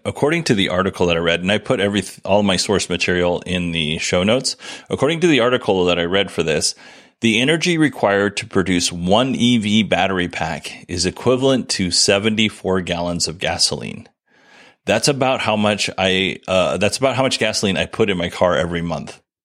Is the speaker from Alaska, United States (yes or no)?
yes; Alaska, United States; I grew up in Alaska